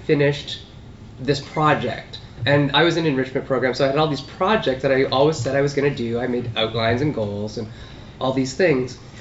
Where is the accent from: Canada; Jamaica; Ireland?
Canada; Sault Ste. Marie, Ontario; growing up in Sault Ste. Marie, Ontario, way up north